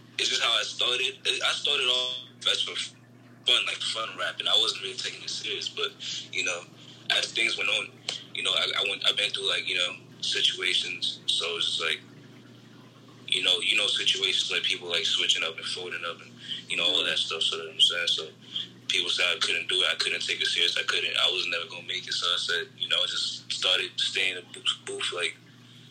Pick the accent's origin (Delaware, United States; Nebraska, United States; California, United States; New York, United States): New York, United States; Long Island; I'm from Long Island. It's a small neighborhood